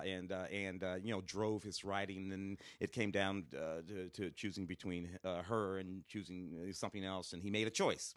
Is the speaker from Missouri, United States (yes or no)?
yes; St. Louis, Missouri, United States; moved away; growing up in Saint Louis, uh, in the late sixties, early seventies